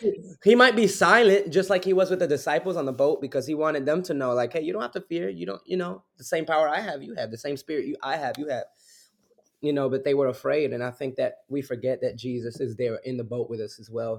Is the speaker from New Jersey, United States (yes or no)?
yes; Newark, New Jersey, United States; also born or lived in Belleville, New Jersey; born and raised back and forth between Newark, New Jersey, and Belleville, New